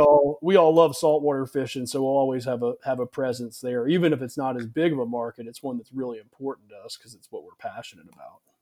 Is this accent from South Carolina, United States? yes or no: yes; Charleston, South Carolina, United States; I grew up here in South Carolina in the Charleston area